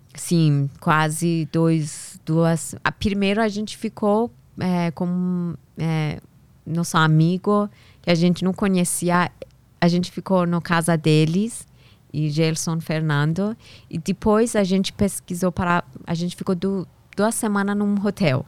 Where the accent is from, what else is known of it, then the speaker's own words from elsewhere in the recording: Tehran, Tehran Province, Iran; first language Persian; Portuguese is a second language; moved away as an adult; now in São Paulo, Brazil; lá no Irã, eu nasci em Teherã, capital do Irã